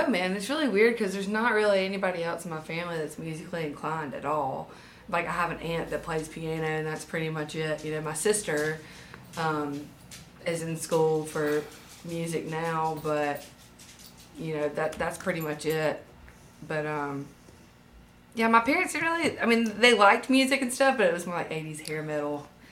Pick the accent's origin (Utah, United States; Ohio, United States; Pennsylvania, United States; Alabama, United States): Alabama, United States; Demopolis; also born or lived in Tuscaloosa, Alabama; I was born in Tuscaloosa and then moved down to this area in Marengo County when I was in third grade. So pretty much this is hometown. Demopolis, Linden, that area